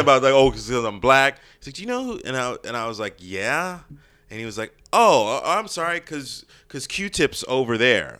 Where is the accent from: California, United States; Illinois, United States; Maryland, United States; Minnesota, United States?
Maryland, United States; I grew up in Maryland